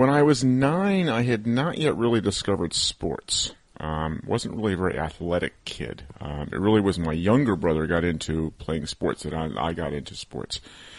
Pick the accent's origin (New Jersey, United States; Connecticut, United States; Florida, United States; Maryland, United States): Connecticut, United States; moved away as an adult; also born or lived in Maine / New York; I grew up on the East Coast in Connecticut.